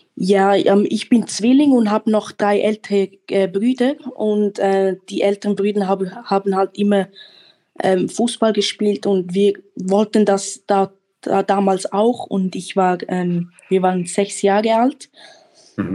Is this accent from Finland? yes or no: no; Switzerland; now in Germany; ich bin auch in der Schweiz geboren und aufgewachsen